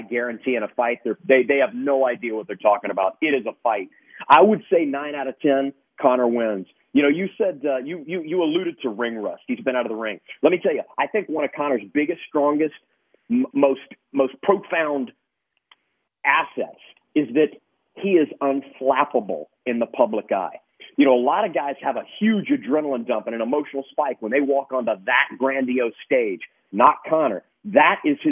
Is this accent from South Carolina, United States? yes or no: no; Lake Charles, Louisiana, United States; I was born in Lake Charles, Louisiana